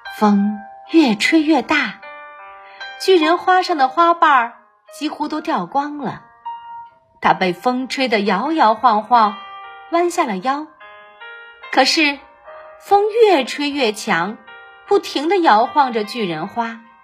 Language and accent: Chinese; Baoding, Hebei, China; 我是来自河北保定的